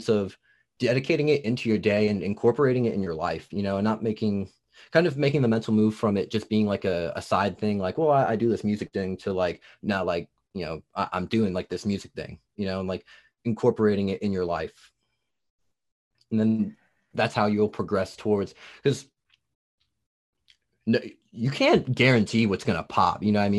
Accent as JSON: {"language": "English", "region": "New Jersey", "country": "United States", "accent": "Jersey", "lives_now": "Tennessee, United States", "said": "I'm from New Jersey, and then I came down to Tennessee. Okay. They're like, oh, you got a Jersey accent."}